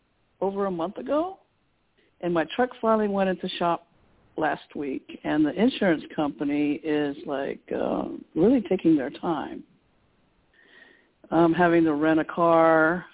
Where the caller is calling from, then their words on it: Texas, United States; Hi, Toni. … from Texas.